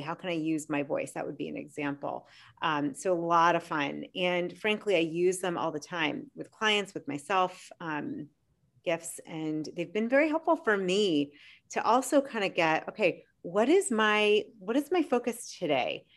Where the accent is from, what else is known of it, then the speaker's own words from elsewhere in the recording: Boston, Massachusetts, United States; moved away; I'm from Boston